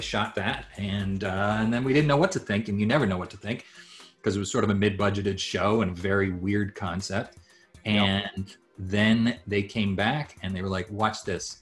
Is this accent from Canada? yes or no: no; Japan; moved away; I grew up in Japan